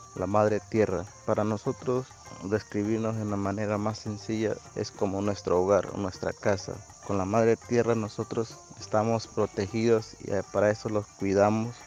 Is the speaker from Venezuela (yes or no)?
no; Ecuadorian Amazon, Ecuador; soy de la nacionalidad Ciecobain del Ecuador